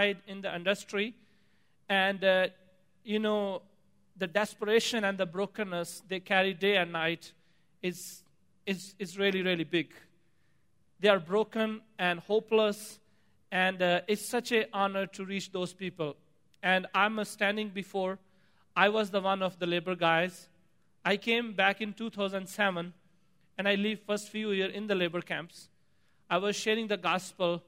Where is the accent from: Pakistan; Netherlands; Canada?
Pakistan; moved away; As I grew up in Pakistan, Eastern Pakistan